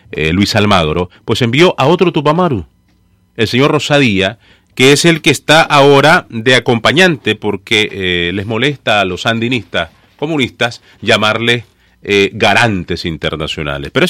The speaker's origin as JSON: {"language": "Spanish", "town": "Sébaco", "region": "Matagalpa", "country": "Nicaragua", "also_born_or_lived": "Ciudad Darío, Nicaragua", "moved": "yes", "said": "Yo soy de un pueblo pequeño del norte de Nicaragua, se llama Cebaco. Eh, aunque nací en Darío, la tierra del poeta Rubén Darío, pero tenía mi radio en Cebaco."}